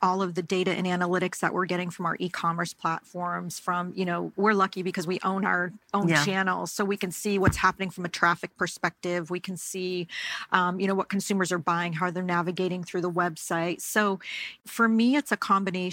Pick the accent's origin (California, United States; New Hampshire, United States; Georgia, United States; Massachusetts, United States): Massachusetts, United States; the Berkshires; growing up in the Berkshires, it was a really wonderful experience